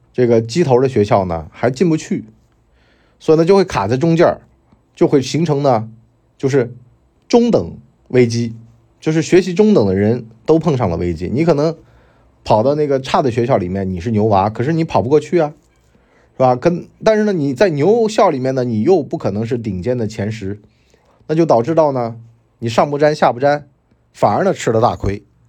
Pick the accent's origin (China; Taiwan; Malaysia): China; Wenzhou, Zhejiang; now in Hangzhou, China; 作为温州人，我根本就没有听到过这种操作